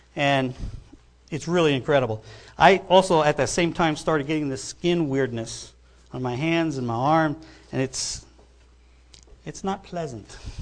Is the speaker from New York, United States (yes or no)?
yes; New York, United States; I grew up in New York